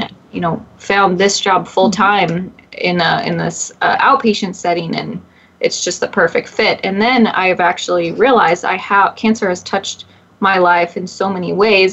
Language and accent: English; Redding, California, United States; moved away as an adult; also born or lived in Long Island, New York; now in Portland, United States; my hometown of Redding, California